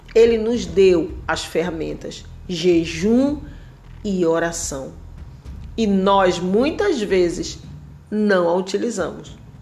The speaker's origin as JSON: {"language": "Portuguese", "town": "Belém", "region": "Pará", "country": "Brazil", "moved": "yes", "lives_now": "Santa Catarina, Brazil", "said": "eu sou de Belém, eu morava em Belém. E hoje eu moro aqui no sul do Brasil, moro aqui"}